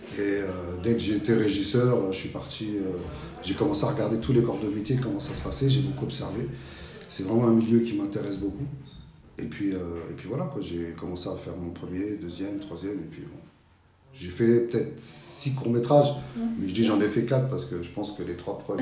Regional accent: Petit-Bourg, Guadeloupe; also born or lived in France (mainland); now in France; je suis guadeloupéen. Hein. Ma mère est guadeloupéenne, je viens de Petit-Bourg. Et qu'on est venu en France

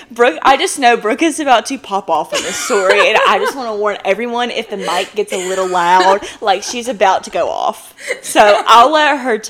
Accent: Dothan, Alabama, United States; born or raised there

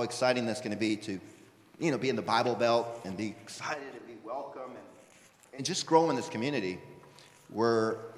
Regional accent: Mexico; I'm just from Mexico. That's just my experience.

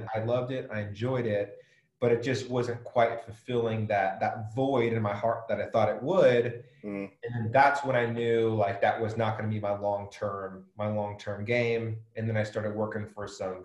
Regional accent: Southern California, United States; moved away as an adult; also born or lived in Chesapeake, Virginia / Norfolk, Virginia; now in Vancouver, Washington, United States; I grew up in Southern California. I lived there actually for about 18, 19 years

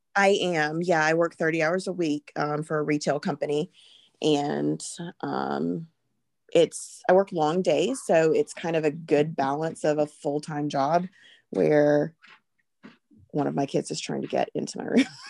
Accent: Alabama, United States; I am from Alabama.

